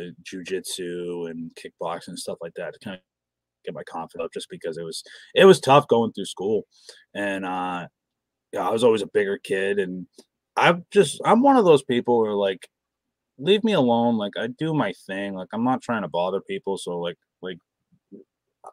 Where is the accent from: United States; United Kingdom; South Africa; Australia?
United States; Massachusetts; I'm from Massachusetts